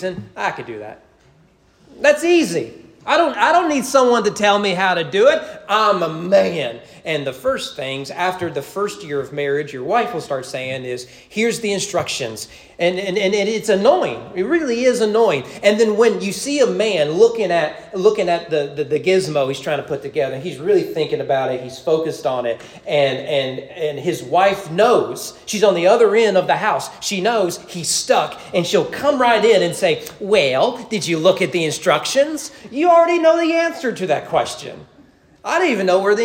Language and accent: English; the South, Southern United States, United States; we've grown in Southern culture where we all recite the Lord's Prayer